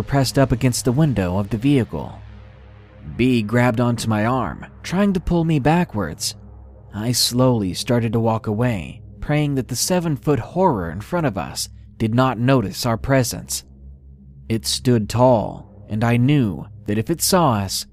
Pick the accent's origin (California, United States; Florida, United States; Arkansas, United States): Arkansas, United States; I'm actually from Arkansas